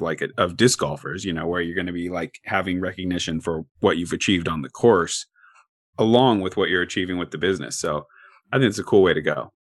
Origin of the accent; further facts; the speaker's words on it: Corvallis, Oregon, United States; I was born and raised in Corvallis